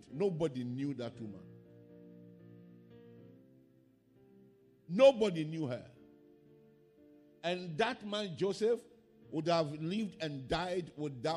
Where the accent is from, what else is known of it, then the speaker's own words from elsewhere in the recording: Ghana; my hometown was not in the map of Ghana